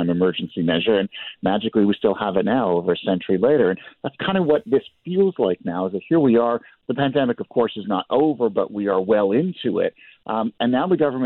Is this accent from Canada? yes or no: yes; Canada; As a Canadian citizen